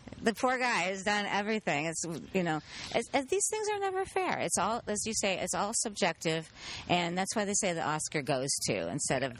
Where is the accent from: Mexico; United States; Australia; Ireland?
Ireland; we're Irish